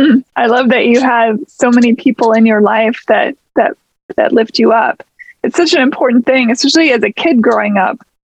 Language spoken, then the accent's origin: English; Seattle, Washington, United States; I grew up in the Pacific Northwest, so. Oh, for real? Where? Yeah, in Seattle.